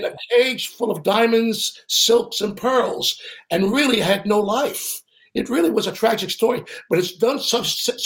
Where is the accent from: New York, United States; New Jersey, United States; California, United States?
New York, United States; New York City; I was born on 9th Avenue